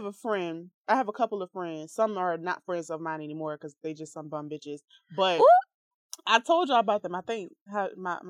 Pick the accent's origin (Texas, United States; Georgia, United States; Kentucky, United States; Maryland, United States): Georgia, United States; Savannah; moved away; I'm from Savannah.